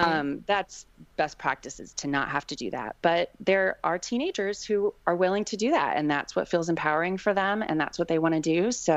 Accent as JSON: {"language": "English", "region": "East Coast", "country": "United States", "lives_now": "Seattle, United States", "said": "We're originally from the East Coast, but Seattle is home now."}